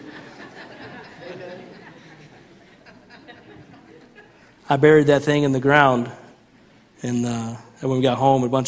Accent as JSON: {"language": "English", "region": "Central Illinois", "country": "United States", "tie": "born or raised there", "said": "growing up in Central Illinois"}